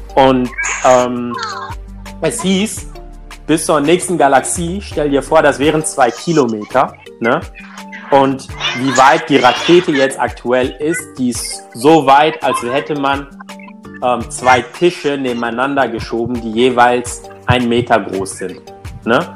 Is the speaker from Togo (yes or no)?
yes; Togo; now in Cologne, Germany; ich bin selber schwarz, bin in Togo geboren